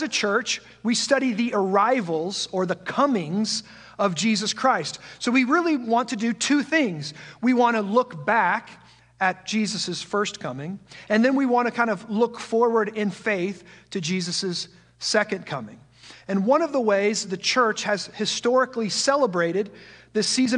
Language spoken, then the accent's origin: English; just outside of the Quad Cities, Iowa, United States; also born or lived in Omaha, Nebraska; I was born and raised just outside of the Quad Cities in a small farm community very similar to this one, and I'm one of those rare souls who never left his hometown